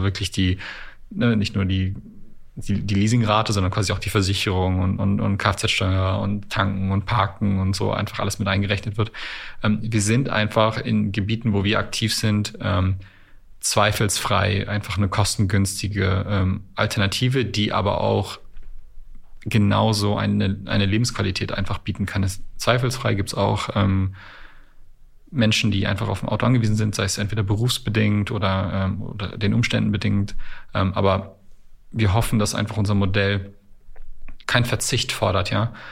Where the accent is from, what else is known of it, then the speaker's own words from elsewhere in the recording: Canada; born there; ich bin ein gebürtiger Kanadier